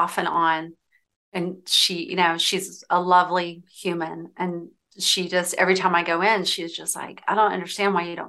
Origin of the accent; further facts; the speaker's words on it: Decatur, Georgia, United States; I grew up in Decatur